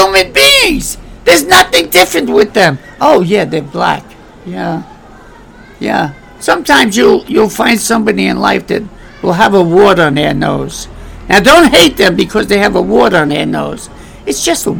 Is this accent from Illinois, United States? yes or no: no; New York City, New York, United States; moved away; I was raised with black people. I was born in Bedford-Stuyvesant